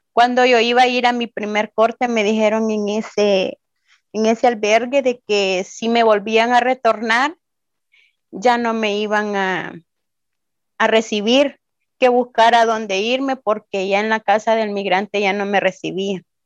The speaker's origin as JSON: {"language": "Spanish", "country": "El Salvador", "moved": "as an adult", "lives_now": "Ciudad Juárez, Mexico", "said": "Vengo eh, vengo del Salvador"}